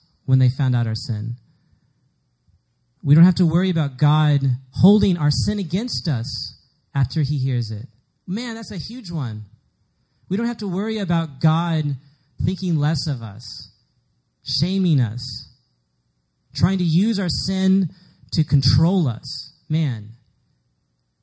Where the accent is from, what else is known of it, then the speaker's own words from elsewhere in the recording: Dallas, Texas, United States; moved away; I'm from Dallas, so everybody in Dallas is pretty much Southern Baptist. So I was Southern Baptist too.